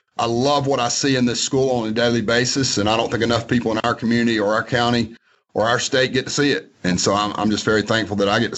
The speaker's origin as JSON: {"language": "English", "town": "Tucker", "region": "Georgia", "country": "United States", "tie": "born or raised there", "said": "I was born and raised in Tucker, Georgia. Lived in Georgia my whole life, went to Georgia Southern, did my undergrad at Georgia State."}